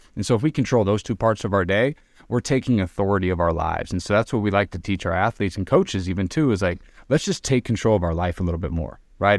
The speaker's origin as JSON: {"language": "English", "region": "Arizona", "country": "United States", "also_born_or_lived": "Reno, Nevada", "moved": "as an adult", "said": "I'm from Arizona"}